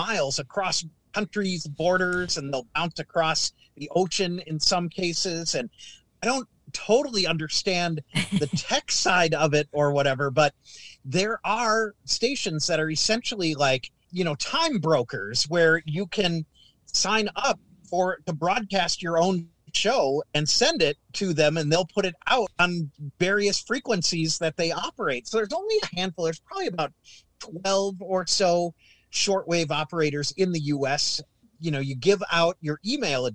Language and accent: English; Minnesota, United States; moved away; growing up in Minnesota